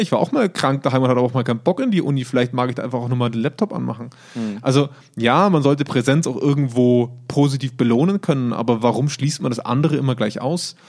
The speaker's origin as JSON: {"language": "German", "country": "Germany", "said": "bei uns in Deutschland"}